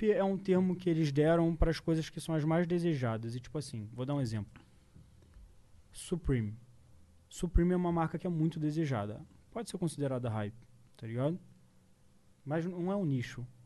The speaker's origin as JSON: {"language": "Portuguese", "region": "Rio de Janeiro", "country": "Brazil", "said": "É que eu sou carioca, tá ligado?"}